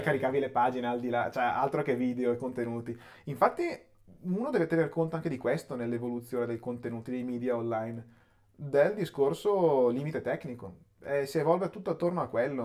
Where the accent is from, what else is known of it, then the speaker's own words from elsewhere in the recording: Chiari, Lombardy, Italy; a Chiari, okay. in provincia di Brescia, che è dove sono nato e cresciuto